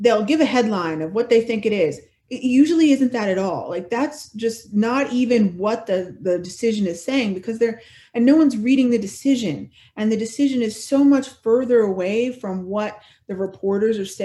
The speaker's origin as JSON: {"language": "English", "town": "Bellmawr", "region": "New Jersey", "country": "United States", "tie": "born or raised there", "said": "I grew up in Belmar, which is a little town, not the one by the shore that has a lot of money, but the one that doesn't have a lot of money"}